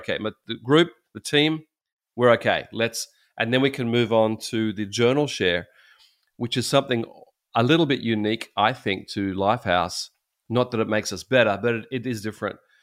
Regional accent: Australia; as an Australian with some, you know, obviously Christian background

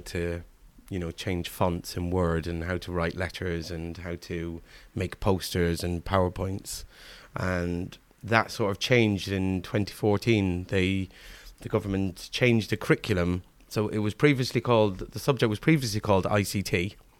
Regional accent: Kilkenny, Leinster, Ireland; moved away as an adult; also born or lived in Manchester, England; now in Cheltenham, United Kingdom; we moved over when I was about four in the early eighties, leaving Manchester's, Manchester, the city of Manchester to, um, move over to the middle of the countryside in, in Ireland. And I lived there

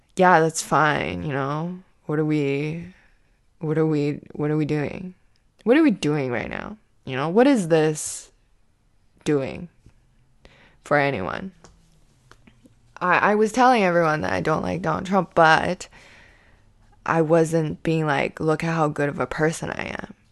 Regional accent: Canada; myself as a Canadian comedian

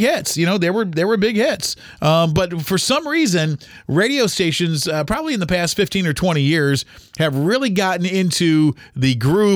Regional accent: Toledo, Ohio, United States; I was born in 1974 in Toledo, Ohio, the greatest city on earth

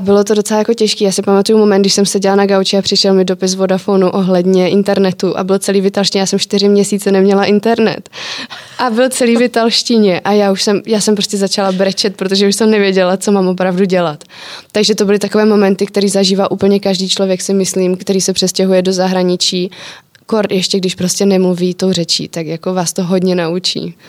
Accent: Czechia

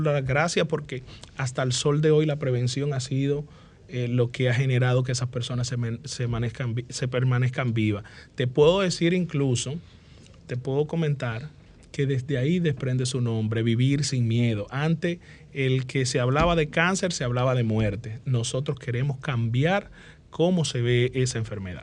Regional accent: Dominican Republic; Yo nací en la Diego Colón número uno

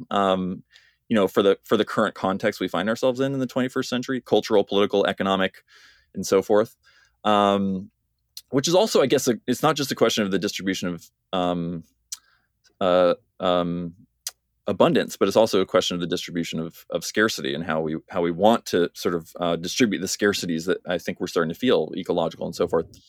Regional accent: United States; moved away as an adult; now in Cambridge, United Kingdom; as you can hear, I'm an American

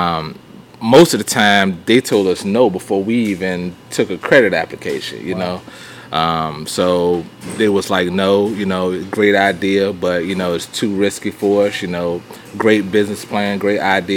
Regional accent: Virginia, United States; moved away as an adult; now in Harrisburg, United States; Originally, I'm from Virginia. Been in Virginia all my life. Moved to North Carolina in 2003, 2 days after our wedding

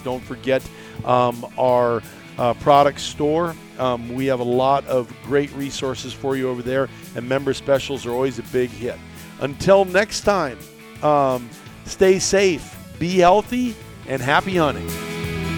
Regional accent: Iowa, United States; when we were kids growing up in Iowa

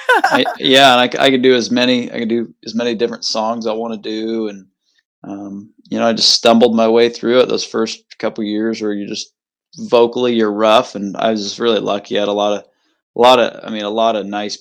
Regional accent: Elkhart, Iowa, United States; also born or lived in Polk City, Iowa; I'm from Elkhart, Polk City, Iowa. I grew up in a couple different places, just, you know, about 7 minutes from each other.

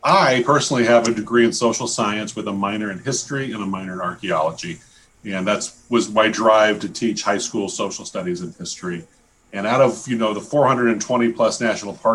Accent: Denver, Colorado, United States; moved away as an adult; also born or lived in Aurora, Colorado / Alaska / Washington, D.C. / Oregon; now in Michigan, United States; growing up in Denver

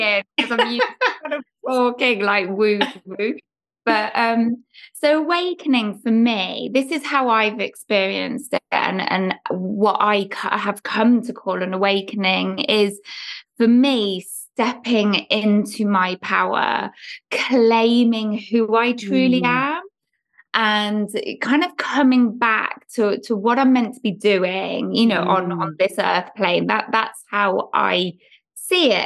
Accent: England, United Kingdom; growing up in England in the 70s and 80s

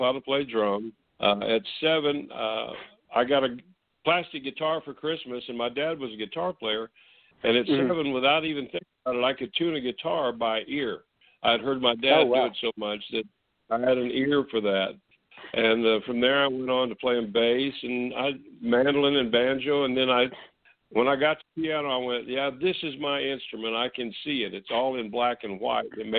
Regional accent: Peoria, Illinois, United States; moved away as an adult; also born or lived in Nashville, Tennessee; I'm originally from Peoria, Illinois. I grew up there.

